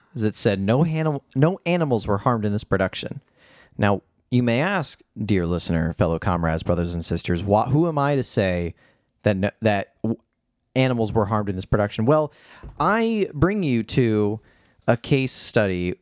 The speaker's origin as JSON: {"language": "English", "town": "Chicago", "region": "Illinois", "country": "United States", "said": "Jeff and I, we're both from Chicago"}